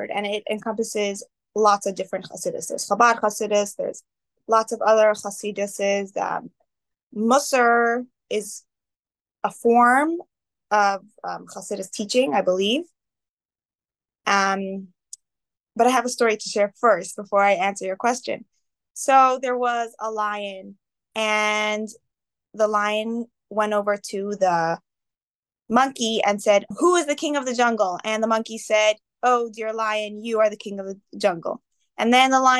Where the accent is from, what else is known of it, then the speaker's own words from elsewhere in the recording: Canton, Massachusetts, United States; also born or lived in Israel; I am from Canton, Massachusetts, a suburb of Boston.